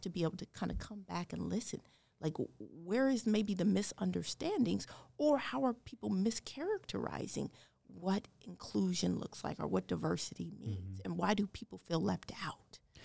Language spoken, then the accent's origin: English; Denver, Colorado, United States; also born or lived in Ames, Iowa; now in West Des Moines, United States; I'm from Denver, Colorado.